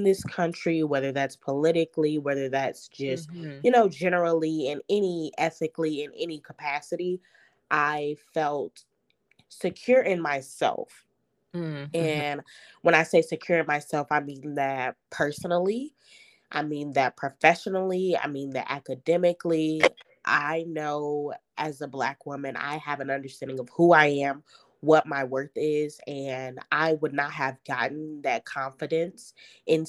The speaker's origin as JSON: {"language": "English", "town": "Chicago", "region": "Illinois", "country": "United States", "tie": "born or raised there", "said": "back to my hometown in Chicago and actually bought a home here."}